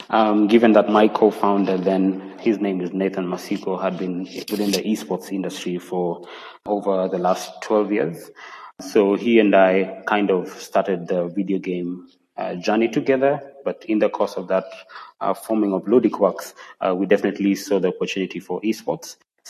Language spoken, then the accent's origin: English; Kenya; also born or lived in Kigali, Rwanda / Nairobi, Kenya; So I lived in Kigali for 3 years. I'm born and raised in Kenya, but I happen to have a beautiful 3 years in Kigali, about from 2012 to about 2015.